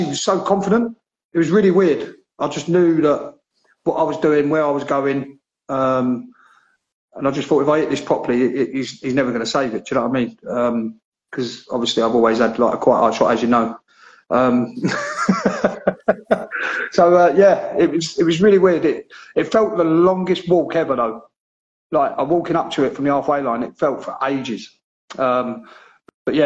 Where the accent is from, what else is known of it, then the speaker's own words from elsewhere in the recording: Gillingham, South East England, United Kingdom; the Gillingham one, because it's my hometown